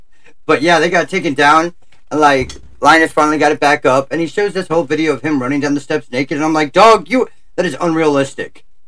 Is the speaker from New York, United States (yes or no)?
yes; Albany, New York, United States; I'm from Albany, New York myself. That's my accent.